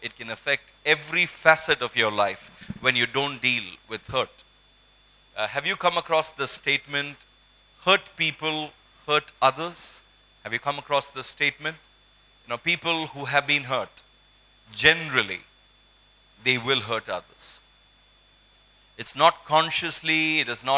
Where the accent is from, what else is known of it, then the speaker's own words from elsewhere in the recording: Kolkata, West Bengal, India; I grew up in Kolkata